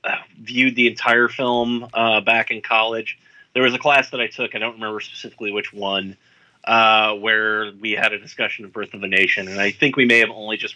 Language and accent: English; Ohio, United States; I grew up in Ohio